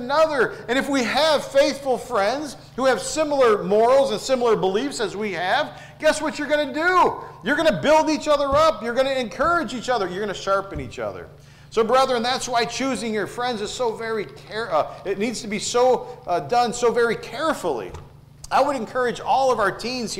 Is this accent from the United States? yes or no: yes; Detroit, Michigan, United States; I grew up in Southwest Detroit, and I lived there for 18 years